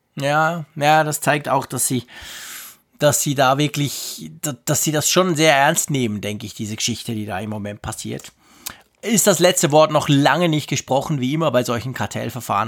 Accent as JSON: {"language": "German", "country": "Switzerland", "said": "ich als Schweizer"}